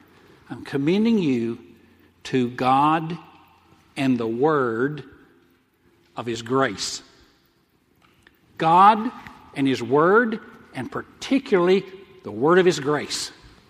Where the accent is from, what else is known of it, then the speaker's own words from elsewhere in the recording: the South, United States; moved away; I'm from the South, so I'd say, hey, let's follow the Southern Baptist